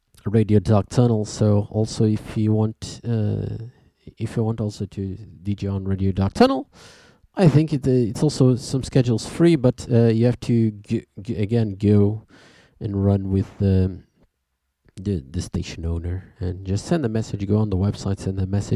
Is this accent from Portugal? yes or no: yes; Portugal; We are from Portugal